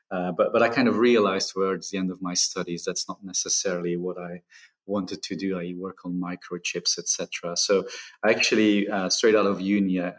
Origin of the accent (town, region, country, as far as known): Ghent, Flanders, Belgium; first language Dutch; English is a second language; moved away as an adult